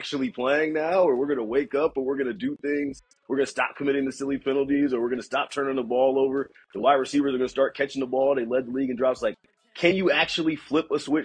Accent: Atlanta, Georgia, United States; moved away; I'm from Atlanta originally, a Falcons fan

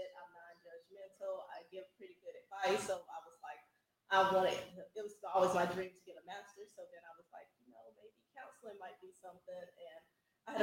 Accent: South Carolina, United States; also born or lived in Florence, South Carolina; Originally from Captain Coast, South Carolina.

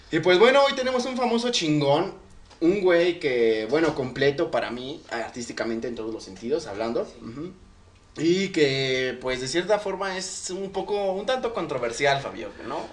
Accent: Ecatepec, State of Mexico, Mexico; somos de Catepec

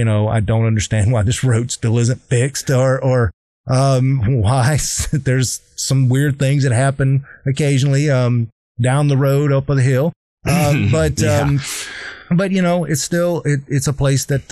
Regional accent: South Carolina, United States; I hated growing up in South Carolina

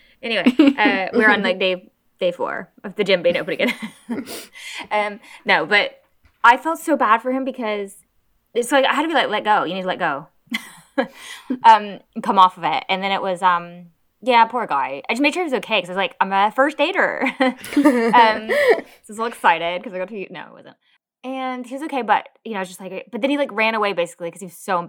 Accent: United States; now in United Kingdom; I'm American.

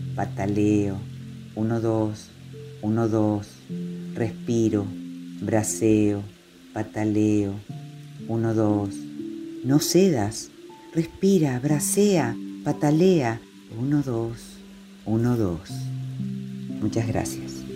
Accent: Chaco, Argentina; moved away; also born or lived in shores of the Paraná; nacida y criada en el Chaco y habito las orillas del Paraná.

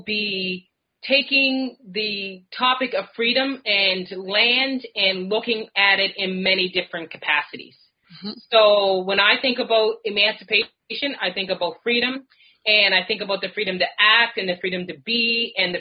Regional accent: Nova Scotia, Canada; I am African Nova Scotian. And to be African Nova Scotian means to be from one of the over 52 historic

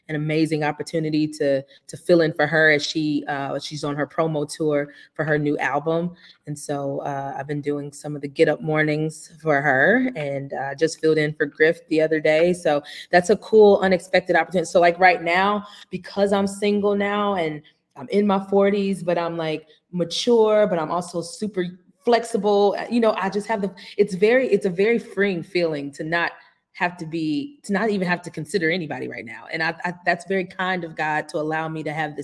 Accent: St. Louis, Missouri, United States; moved away as an adult; also born or lived in Los Angeles / Chicago; now in Atlanta, United States; I was in St. Louis, Missouri. That was where I was raised, born and raised

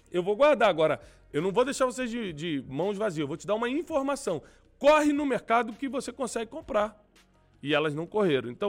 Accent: Rio de Janeiro, Brazil; eu fui criado ali em Vila da Penha e tinha que ir muito Nova Iguaçu por várias coisas

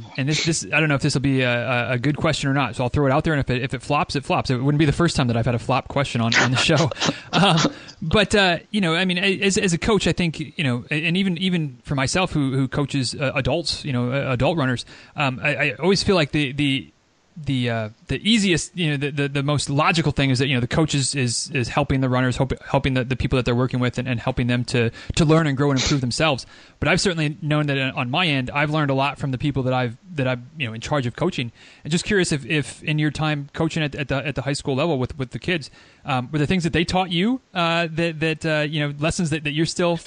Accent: Northern Michigan, United States; moved away; I grew up in Northern Michigan

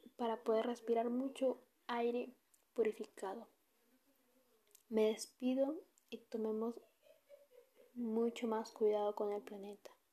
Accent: Peru; como peruanos y ciudadanos que somos

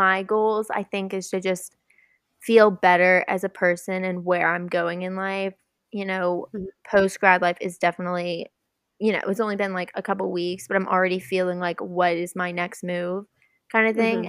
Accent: South Georgia, United States; I am from South Georgia. I went to school with Allie.

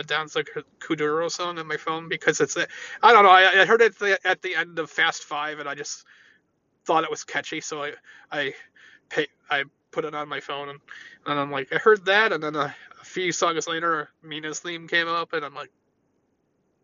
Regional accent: United States; I thought being an American was something to be proud

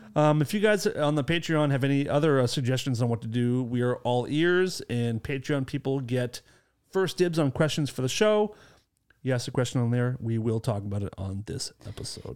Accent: Acton, Massachusetts, United States; my hometown

